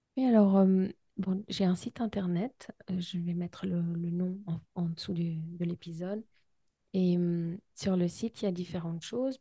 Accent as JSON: {"language": "French", "country": "Switzerland", "said": "je suis suisse"}